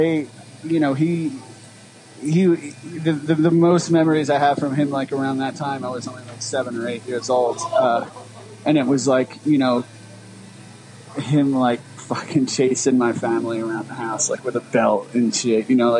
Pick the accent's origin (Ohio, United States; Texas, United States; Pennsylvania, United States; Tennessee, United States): Pennsylvania, United States; Philadelphia; I grew up in like northeast North Philly. Like I lived in Frankfort for a while. I lived in Wissanoming a long time. I lived in Kensington for a while